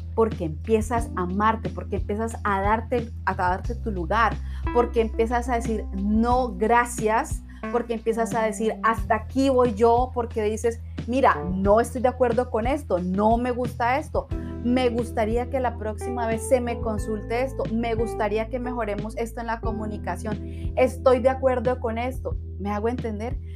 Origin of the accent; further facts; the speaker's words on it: Cali, Valle del Cauca, Colombia; Yo soy de Cali, Colombia